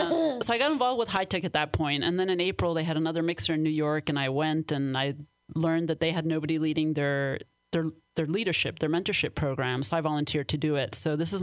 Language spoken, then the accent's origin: English; Spain; born there; also born or lived in Mexico; So, well, I'm half Danish, half Syrian, but I was born in Spain, and I lived in Mexico, too.